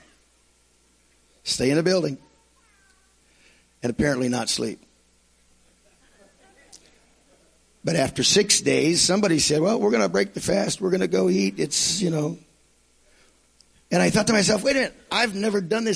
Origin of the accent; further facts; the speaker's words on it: United States; I'm from Washington.